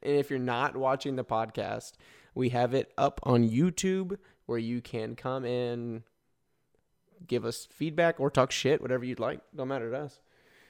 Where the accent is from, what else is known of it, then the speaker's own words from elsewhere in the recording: Texas, United States; I was born and raised in Texas.